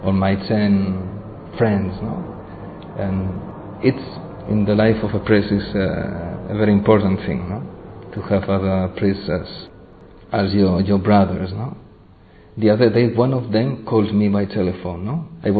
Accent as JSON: {"language": "English", "country": "Spain", "second_language": "English", "said": "I come from Spain"}